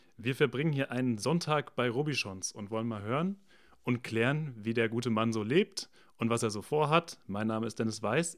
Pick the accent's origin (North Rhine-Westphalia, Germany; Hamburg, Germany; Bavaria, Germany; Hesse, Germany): Hesse, Germany; Frankfurt; als Frankfurter, als Städter